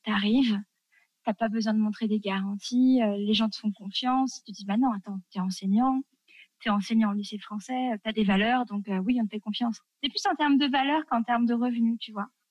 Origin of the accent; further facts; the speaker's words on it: France; moved away as an adult; also born or lived in Tunisia; nous, quand on est français, euh, tu touches pas les enfants des autres